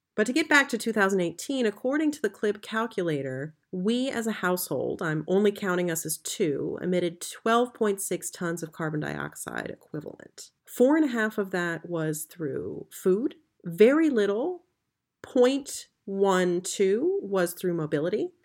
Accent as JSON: {"language": "English", "country": "United States", "moved": "as an adult", "lives_now": "Berlin, Germany", "said": "I'm an American who's lived in Berlin for the last ten years"}